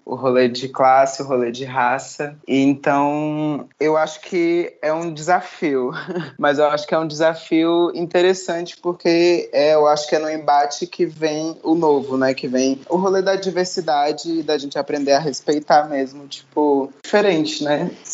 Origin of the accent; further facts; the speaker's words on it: Gama, Federal District, Brazil; also born or lived in Santa Maria, Federal District; eu nasci no Gama, que é uma cidade aqui, satélite do Distrito Federal